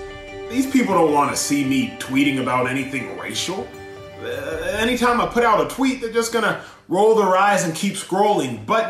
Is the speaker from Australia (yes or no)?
no; Nigeria; My pole, if you will, that I'm attached to if I were the ball, is my faith, my Christianity, and being a Nigerian.